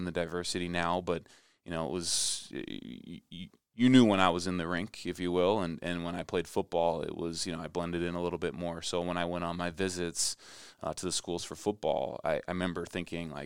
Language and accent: English; Shakopee, Minnesota, United States; also born or lived in St. Paul; growing up in Shakopee